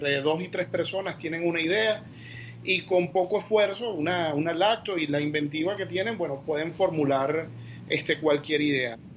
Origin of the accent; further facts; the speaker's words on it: Venezuela; sobre todo Venezuela tiene una potencialidad increíble en esta área. Somos, el venezolano es muy creativo